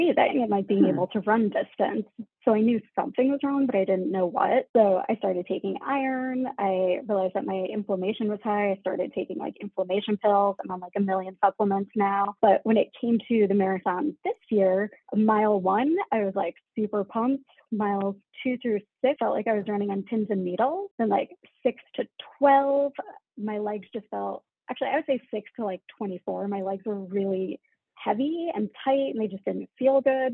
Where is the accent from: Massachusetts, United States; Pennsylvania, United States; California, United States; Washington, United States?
Massachusetts, United States; now in Chicago, United States; I'm from Massachusetts originally